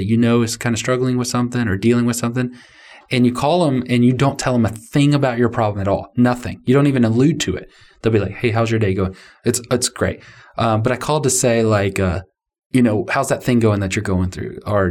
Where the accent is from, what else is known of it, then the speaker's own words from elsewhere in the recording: United States; I'm a American male